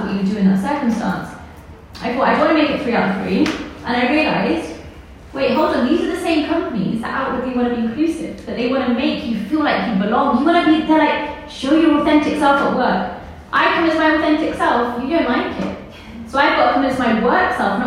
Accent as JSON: {"language": "English", "region": "London", "country": "United Kingdom", "tie": "born or raised there", "also_born_or_lived": "Pakistan", "said": "I'm born in Pakistan and I grew up in England. I'm a very proud Londoner."}